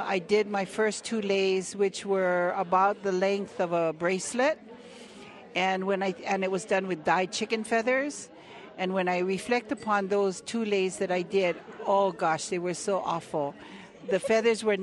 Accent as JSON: {"language": "English", "area": "Oahu", "region": "Hawaiian Islands", "country": "United States", "said": "I'm from Hawaiian Islands, and specifically from Oahu"}